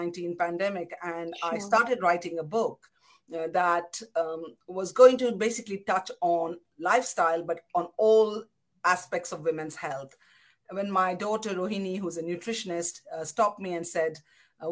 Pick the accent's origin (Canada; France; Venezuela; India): India; Kolkata, West Bengal; moved away as an adult; also born or lived in Pondicherry / Delhi / United Kingdom; now in London, United Kingdom; I grew up in Kolkata and went to medical school in Pondicherry and then in Delhi